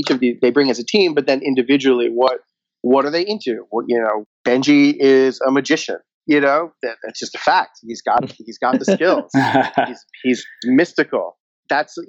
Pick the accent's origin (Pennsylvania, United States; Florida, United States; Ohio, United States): Florida, United States; Fort Lauderdale; moved away as an adult; now in Los Angeles, United States; as a young lad growing up in Fort Lauderdale, Florida